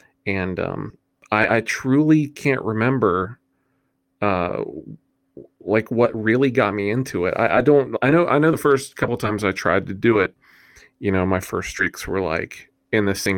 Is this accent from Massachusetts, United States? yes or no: no; West Virginia, United States; Okay, so I am from West Virginia. I've lived in West Virginia my whole life.